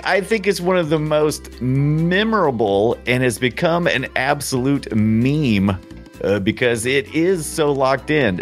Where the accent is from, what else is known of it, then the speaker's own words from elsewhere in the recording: United States; I'm such an American